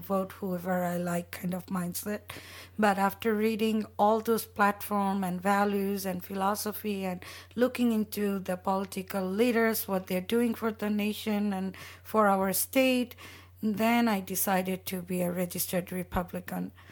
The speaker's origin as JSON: {"language": "English", "country": "Bangladesh", "tie": "born or raised there", "also_born_or_lived": "London", "moved": "yes", "lives_now": "Arizona, United States", "said": "I grew up in Bangladesh"}